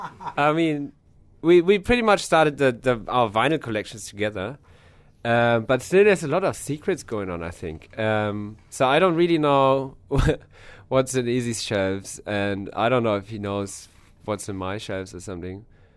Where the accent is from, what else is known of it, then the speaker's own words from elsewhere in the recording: Hamburg, Germany; from Germany, from Hamburg.